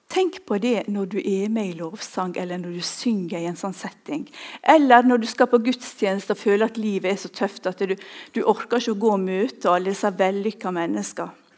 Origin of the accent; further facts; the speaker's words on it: Ulsteinvik, Møre og Romsdal, Norway; moved away; Jeg kommer fra Ulsteinvik